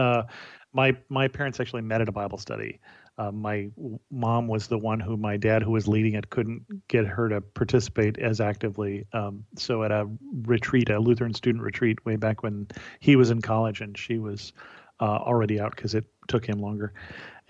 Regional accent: Salinas, California, United States; I grew up in California, in rural California, in Salinas, which is an ag town

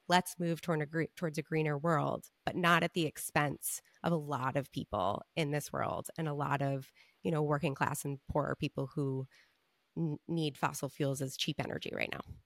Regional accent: Long Island, New York, United States; I'm from Long Island

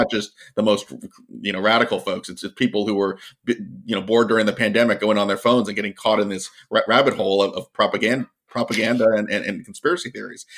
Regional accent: Virginia, United States; my home state of Virginia

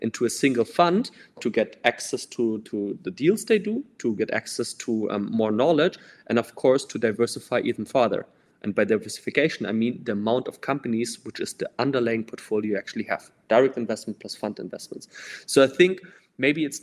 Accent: Denmark; I'm from Denmark

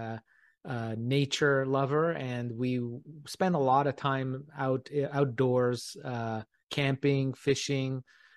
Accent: Canada; in Canada, growing up in Canada, some of my mentors were real local amateur astronomers here

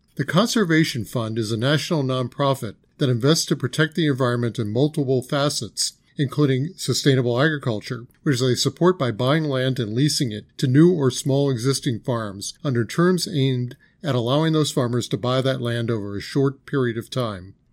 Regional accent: New York City, New York, United States; moved away; I grew up in and around New York City

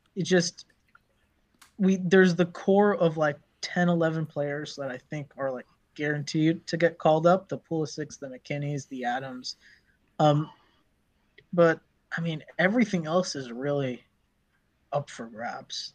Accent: Morocco; Morocco is my home country

